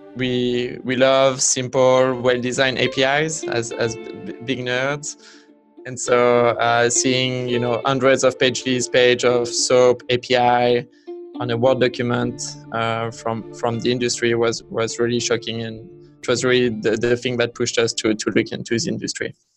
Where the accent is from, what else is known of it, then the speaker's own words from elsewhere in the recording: Vichy, Auvergne-Rhône-Alpes, France; English is a second language; moved away as an adult; also born or lived in Los Angeles, United States / Bay Area, United States; now in United States; I grew up in a, in a small town in the countryside uh, called Vichy